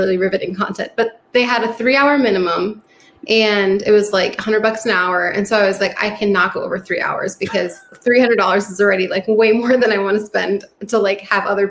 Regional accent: New York, United States; moved away; I'm from New York

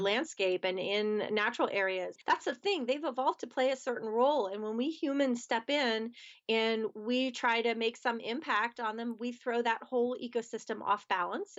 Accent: outside of Philadelphia, Pennsylvania, United States; moved away as an adult; now in Pittsburgh, United States; I grew up outside of Philadelphia, Pennsylvania

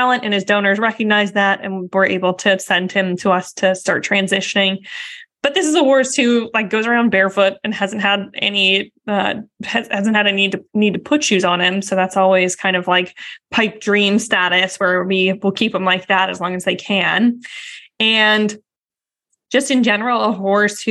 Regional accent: outside of Boston, Massachusetts, United States; I grew up outside of Boston

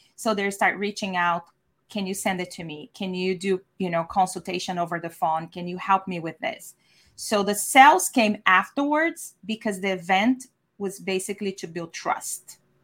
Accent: Brazil; now in San Diego, United States; I'm from Brazil, former architect

